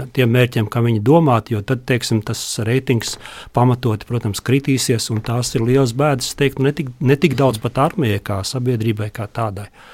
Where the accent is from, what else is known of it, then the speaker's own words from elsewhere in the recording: Vidzeme, Latvia; es pats esmu vidzemnieks